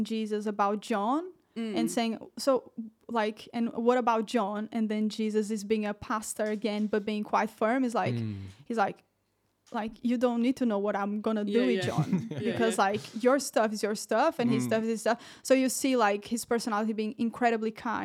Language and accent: English; Portugal; also born or lived in Brazil; now in Bedworth, United Kingdom; I'm Brazilian, guys, if you don't know that. I'm Brazilian. Woo-hoo. I was raised in Portugal.